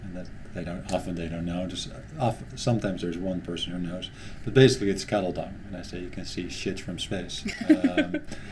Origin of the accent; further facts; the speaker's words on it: Netherlands; moved away; I'm from the Netherlands